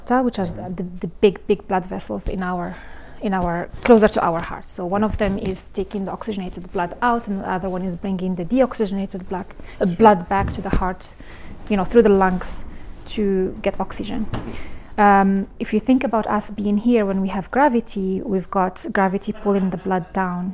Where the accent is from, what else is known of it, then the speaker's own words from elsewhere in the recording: Morocco; moved away; I was born and raised in Morocco